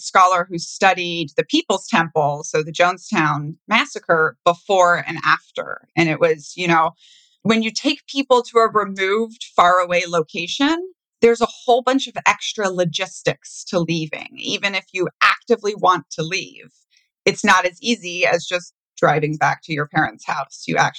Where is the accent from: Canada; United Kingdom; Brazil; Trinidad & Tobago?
Brazil; now in United States; I was growing up in Brazil where every rich person's house has a super high wall around it.